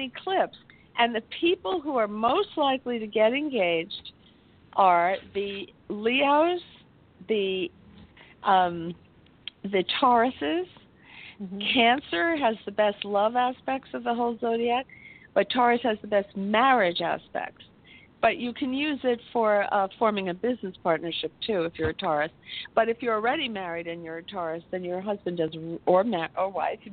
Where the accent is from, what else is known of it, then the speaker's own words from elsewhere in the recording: New York, United States; I was born in New York